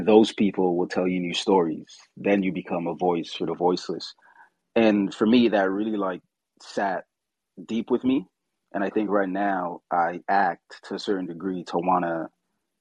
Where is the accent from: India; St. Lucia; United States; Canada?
St. Lucia; moved away; I was born in St. Lucia. So my grandmother did theater there